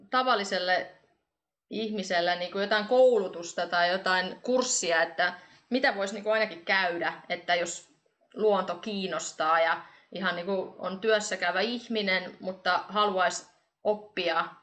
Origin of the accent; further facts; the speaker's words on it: Estonia; Mä oon itse Virosta ja teen myös podcastia Viroksi